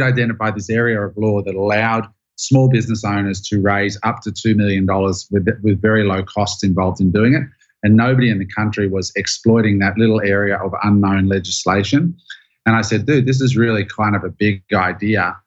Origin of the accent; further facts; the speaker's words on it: Queanbeyan, New South Wales, Australia; now in Gold Coast, Australia; In Australia, in a town called Queanbeyan, which is a little town outside of Canberra, which is also a little small town.